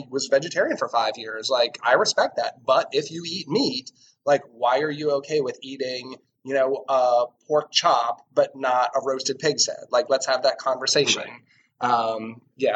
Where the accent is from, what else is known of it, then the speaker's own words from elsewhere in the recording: New England, United States; I grew up in New England